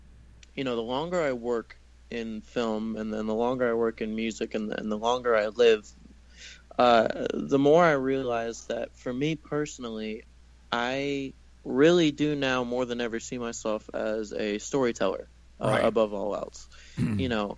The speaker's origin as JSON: {"language": "English", "region": "the South", "country": "United States", "tie": "born or raised there", "said": "But I mean, I grew up in the South in this little beach town, like in the middle of nowhere a little bit"}